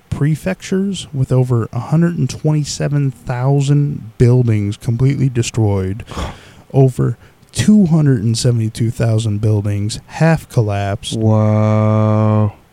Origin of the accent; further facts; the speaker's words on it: United States; we're from America